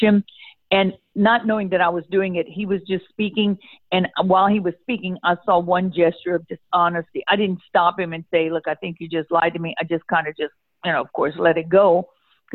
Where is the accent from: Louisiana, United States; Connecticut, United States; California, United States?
Louisiana, United States; I'm from Louisiana